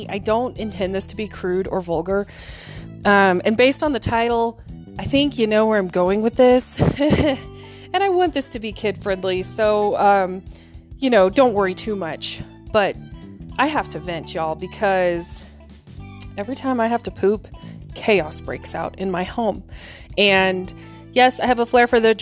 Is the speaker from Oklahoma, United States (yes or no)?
yes; Oklahoma, United States; moved away; I'm originally from Oklahoma